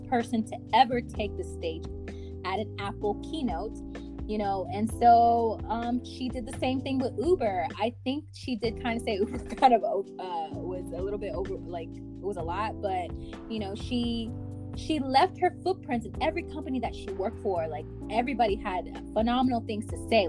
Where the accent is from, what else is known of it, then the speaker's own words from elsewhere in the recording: Kinshasa, DR Congo; I'm from Congo, Kinshasa